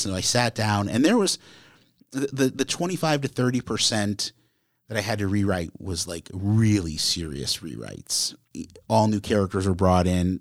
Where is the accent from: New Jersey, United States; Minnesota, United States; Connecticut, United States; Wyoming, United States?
Connecticut, United States; where I grew up in Connecticut